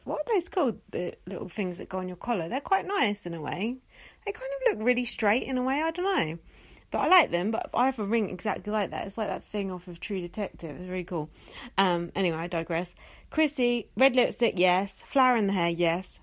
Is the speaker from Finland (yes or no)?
no; England, United Kingdom; being English